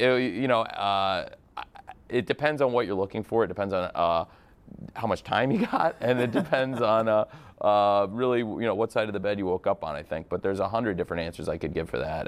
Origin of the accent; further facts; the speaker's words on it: Illinois, United States; I'm from Illinois